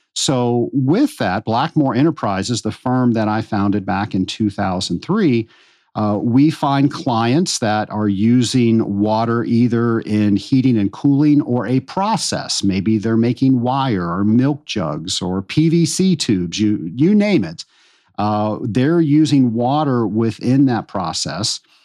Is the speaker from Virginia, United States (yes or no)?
yes; Richmond, Virginia, United States; I grew up in Richmond, Virginia